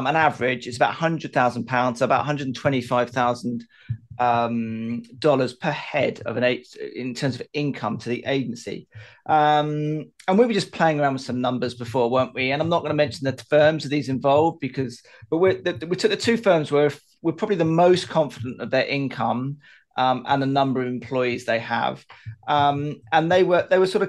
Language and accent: English; United Kingdom; as a Brit